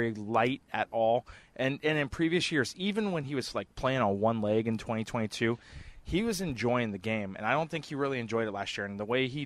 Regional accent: West Coast, United States; moved away; I grew up on the West Coast.

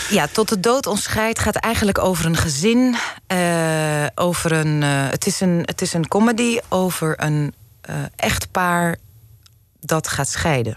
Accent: Zaandam, North Holland, Netherlands; also born or lived in Amsterdam; ik ben eh, geboren in Amsterdam, mhm. opgegroeid in Zaandam

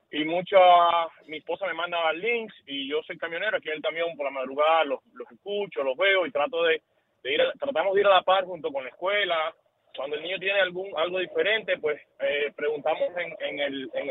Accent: Cuba; now in United States; somos bien jóvenes. A nosotros nos criaron de, en Cuba, somos del campo de Cuba

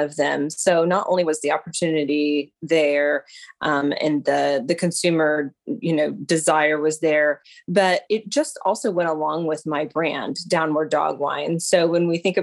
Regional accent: Lebanon, Missouri, United States; moved away as an adult; now in Tulsa, United States; So I'm from Lebanon, Missouri.

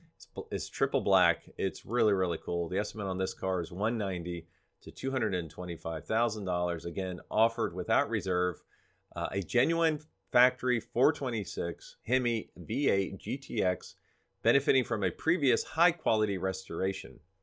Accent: Florida, United States; moved away; spend down in Florida, my hometown

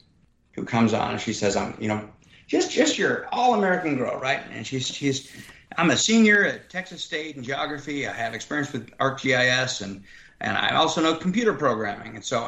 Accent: Sudan; English is a second language; now in United States; And more importantly, I came here as a refugee to the United States. And I came here from Sudan, where I was a goat herder.

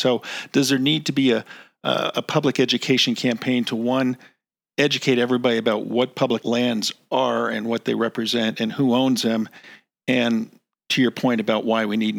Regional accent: East Coast, United States; moved away; I grew up on the East Coast and long ago moved west

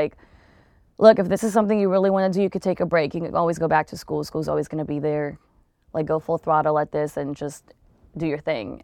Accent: Long Beach, California, United States; I'm from Long Beach

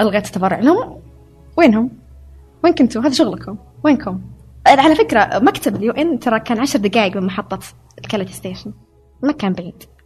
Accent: Saudi Arabia; moved away as an adult; also born or lived in Hungary; أنا سعودية

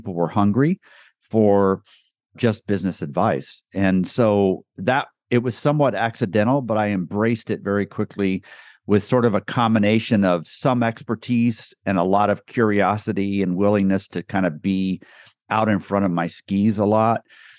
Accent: Guatemala; moved away as an adult; also born or lived in Costa Rica; now in United States; That's how I grew up in Guatemala. So lived in Costa Rica for a year while they learned Spanish, very poorly learned it. And then we lived in Guatemala for 13 years.

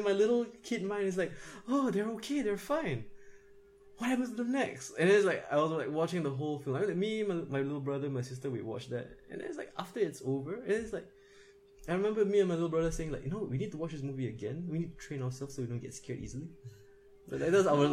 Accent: Singapore; I'm Singaporean. We have national service

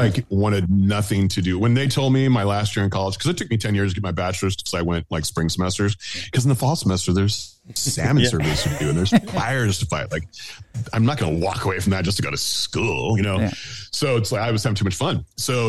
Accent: Bay Area, California, United States; I grew up in the Bay Area

